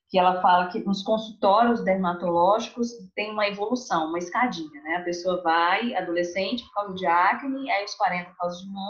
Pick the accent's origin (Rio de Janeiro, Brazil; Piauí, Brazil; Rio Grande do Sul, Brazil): Piauí, Brazil; moved away as an adult; now in Belo Horizonte, Brazil; eu sou do Piauí